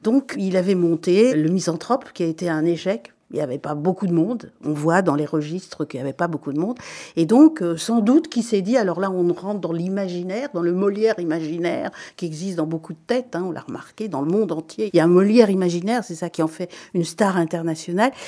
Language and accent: French; Belgium; je suis belge et je le revendique